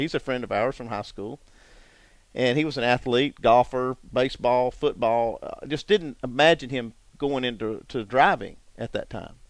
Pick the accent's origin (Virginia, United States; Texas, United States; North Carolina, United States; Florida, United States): North Carolina, United States; Newton; I grew up in Hickory, or just not far from there, Newton, North Carolina, right behind the track, 4 or 5 miles away.